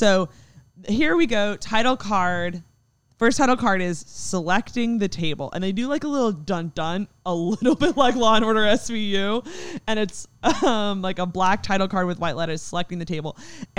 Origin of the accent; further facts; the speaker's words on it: Texas, United States; we're all from Texas.